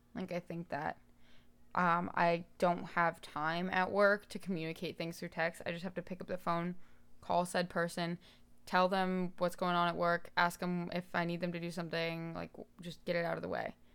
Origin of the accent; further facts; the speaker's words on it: Daytona Beach, Florida, United States; moved away as an adult; now in Nashville, United States; I moved here from Daytona Beach